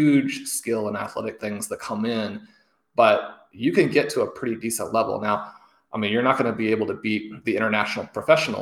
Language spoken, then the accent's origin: English; Kansas City, United States; Growing up in Kansas City and having had my parents attend KU